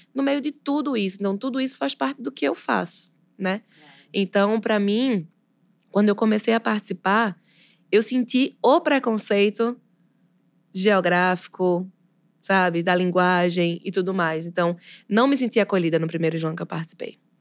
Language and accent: Portuguese; sertão do Pajeú, Pernambuco, Brazil; eu sou pernambucana